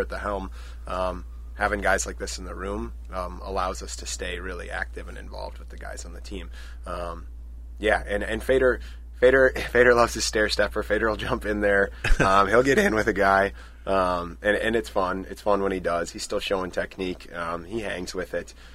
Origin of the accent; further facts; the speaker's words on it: Stillwater, Minnesota, United States; moved away as an adult; now in Eau Claire, United States; I'm originally from Stillwater, Minnesota, so just across the border